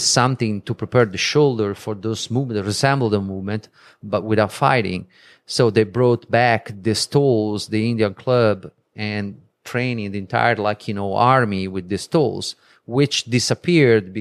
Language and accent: English; Vieste, Apulia, Italy; moved away; it's my country, it's my hometown.